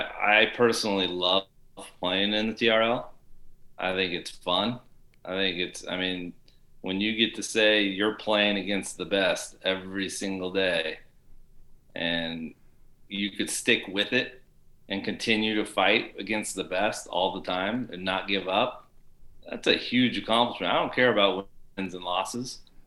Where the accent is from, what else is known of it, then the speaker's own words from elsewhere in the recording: Beaverton, Oregon, United States; I come from Beaverton.